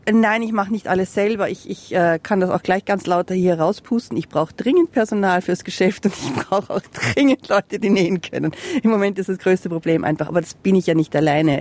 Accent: Salzburg, Austria; now in Castlemaine, Australia; in Österreich, wo ich herkomme, aus Salzburg

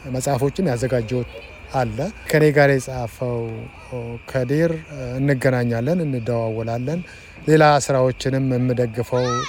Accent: Shashamane, Oromia, Ethiopia; now in Saudi Arabia; እኔ የተወለድኩት እዛ ሸሸመኔ ነው

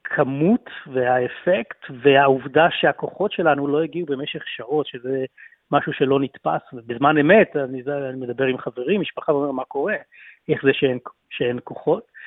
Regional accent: Israel; moved away as an adult; now in Melbourne, Australia; אני אזרח ישראלי ואוסטרלי, מתגורר באוסטרליה כבר 22 שנים, 30 אה, השנים הראשונות היו אה, בישראל

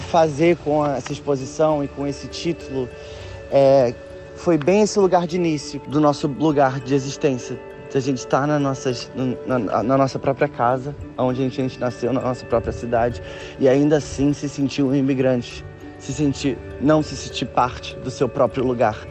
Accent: Nilópolis, Rio de Janeiro, Brazil; moved away as an adult; now in London, United Kingdom; Eu nasci uh, em Nilópolis, na Baixada Fluminense

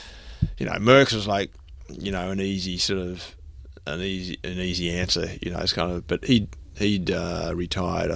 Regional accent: Melbourne, Victoria, Australia; I grew up here in Melbourne

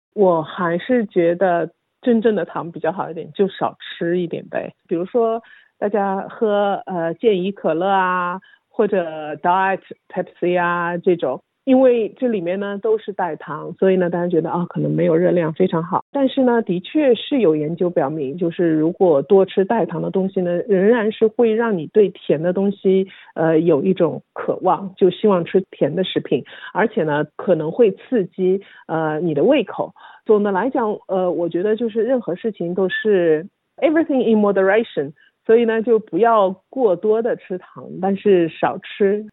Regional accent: Shanghai, China; now in Australia; 我是上海人，所以呢，我们通常把白糖就称为白砂糖

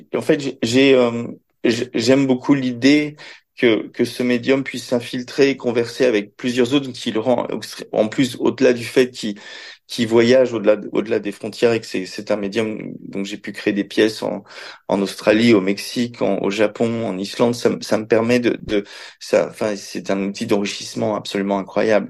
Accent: Belgium; also born or lived in Paris; j'ai grandi dans, j'ai grandi en Belgique

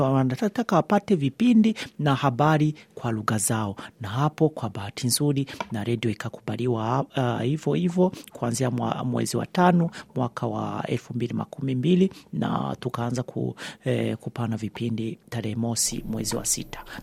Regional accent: Burundi; moved away as an adult; now in Sweden; Mi ni raia wa Sweden lakini natoka Burundi. nishaishi Sweden miaka kumi na moja

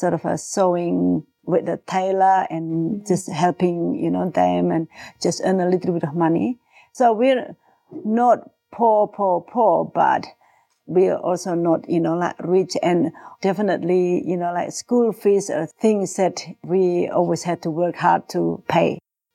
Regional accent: Yogyakarta, Special Region of Yogyakarta, Indonesia; first language Javanese; English is a second language; moved away as an adult; now in Bendigo, Australia; I was born in Indonesia in a city called Yogyakarta, or some people call it Jogja. It's in central Java

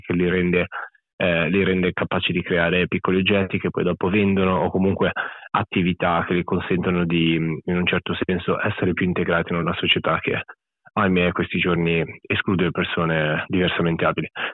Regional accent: Italy; moved away as an adult; also born or lived in Australia; sono cresciuto ovviamente in Italia fino a che avevo 26 anni

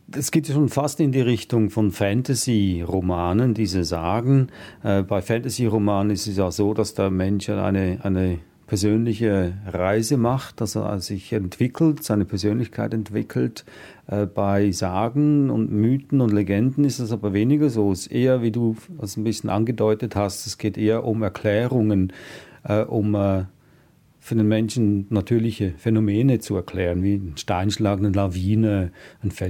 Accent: Switzerland; Ich komme aus der Schweiz, auch wir sind, äh, wir haben die Bücherregale voll mit, mit Büchern über Fabelwesen, besonders aus den äh, alpinen Regionen und äh, also ich bin auch damit aufgewachsen.

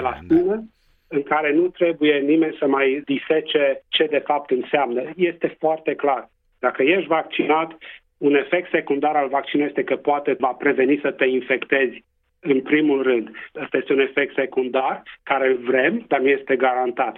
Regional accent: Transylvania, Romania; accent: Transylvanian; first language Romanian; now in Western Australia, Australia; să mă adresez conaționalilor în limba maternă, cu accent ardelenesc

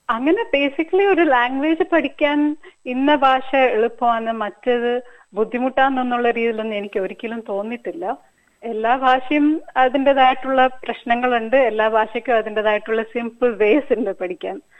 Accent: Hyderabad, Telangana, India; first language Telugu; Malayalam is a second language; now in Australia; ജനിച്ചത് ഹൈദരാബാദിലാണ്

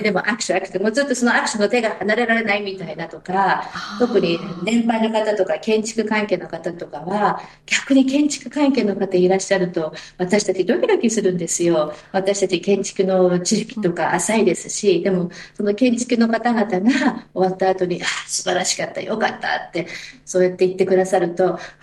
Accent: Aomori, Japan; now in Sydney, Australia; 自分は青森出身

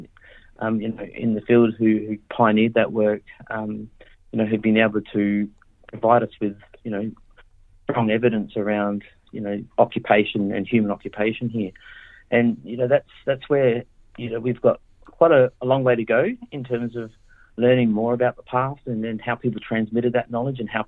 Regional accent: Adelaide, South Australia, Australia; I'm Ngarrindjeri in Ghana, so I grew up in Adelaide, and, you know, that's where my mob's from

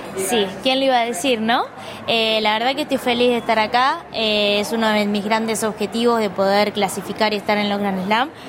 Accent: Cañuelas, Buenos Aires Province, Argentina; soy de Cañuelas

